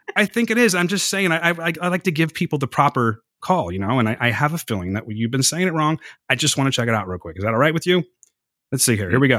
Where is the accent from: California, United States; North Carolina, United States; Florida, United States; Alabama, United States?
California, United States; I'm from California.